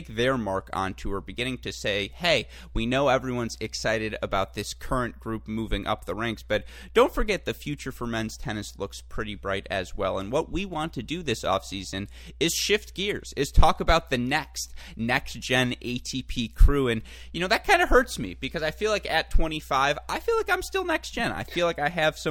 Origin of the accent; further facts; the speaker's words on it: Michigan, United States; I am from Michigan